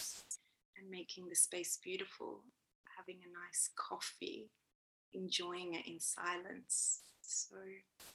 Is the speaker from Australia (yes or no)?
yes; Australia; accent: Australian; moved away as an adult; now in Sweden; you can probably hear I have an Australian accent